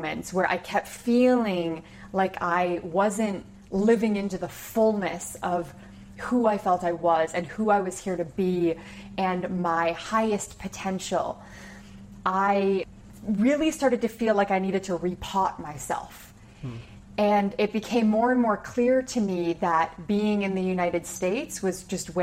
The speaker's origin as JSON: {"language": "English", "area": "about an hour from Toronto", "region": "Ontario", "country": "Canada", "tie": "born or raised there", "moved": "yes", "said": "I grew up about an hour from Toronto"}